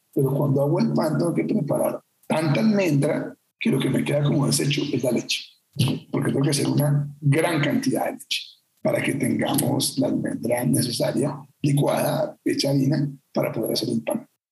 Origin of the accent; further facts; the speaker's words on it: Bogotá, Colombia; Yo soy bogotano